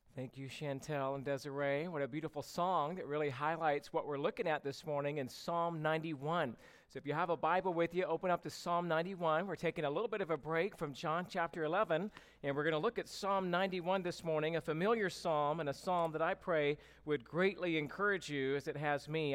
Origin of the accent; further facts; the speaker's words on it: Georgia, United States; now in California, United States; growing up in Georgia